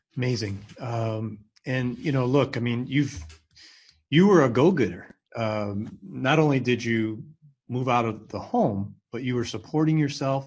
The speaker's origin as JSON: {"language": "English", "town": "Binghamton", "region": "New York", "country": "United States", "tie": "born or raised there", "said": "I'm in your hometown, both of our hometowns, Binghamton, New York."}